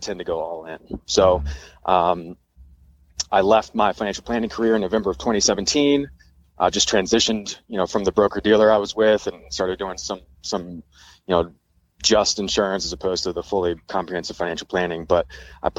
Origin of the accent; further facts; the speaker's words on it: Richmond, Virginia, United States; moved away as an adult; also born or lived in San Diego; I've always lived in Richmond, other than going to school for 4 years, you know, about 2 hours outside of my hometown. I'd always lived in the town I grew up in.